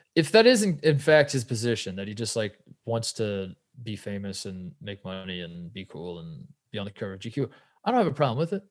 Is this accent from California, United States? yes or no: no; Brownsburg, Indiana, United States; I'm from Indianapolis. I'm from the west side too. I'm from Brownsburg